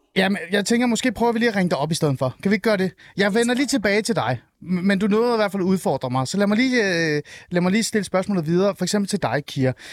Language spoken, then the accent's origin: Danish; Helsingør, Capital Region of Denmark, Denmark; Helsingør. Øh, min hjemby